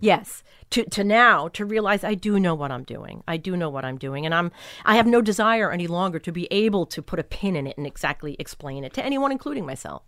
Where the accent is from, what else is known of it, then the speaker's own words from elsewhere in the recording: Long Island, New York, United States; also born or lived in Brooklyn / Bay Shore / West Islip / Babylon; Grew up on Long Island.